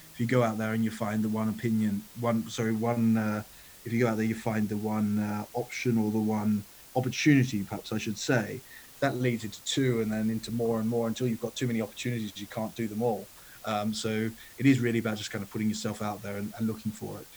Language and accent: English; Australia; also born or lived in Italy / United Kingdom; now in London, United Kingdom; I grew up in Australia